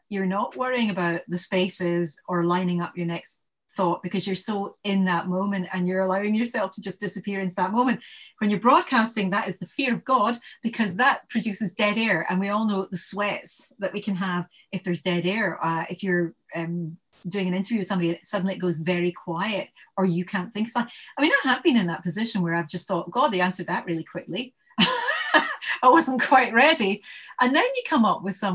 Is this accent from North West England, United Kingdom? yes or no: no; Glasgow, Scotland, United Kingdom; moved away as an adult; also born or lived in Bristol / London; I was born in Bristol because I was adopted, and then I came to Glasgow when I was weeks old, and then most of my life's been in Glasgow, and then I went down to London when I got married